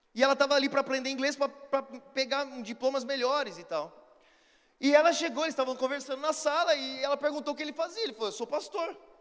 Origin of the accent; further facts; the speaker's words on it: Brazil; Sou brasileiro